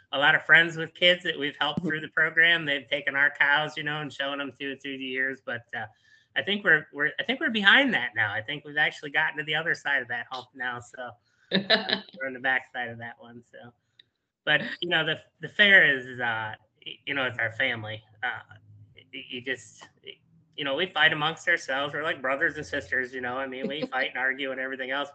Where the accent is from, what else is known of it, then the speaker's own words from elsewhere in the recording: Geauga County, Ohio, United States; here in Geauga County is my hometown, you know, my home county, my home fair, the Great Geauga County Fair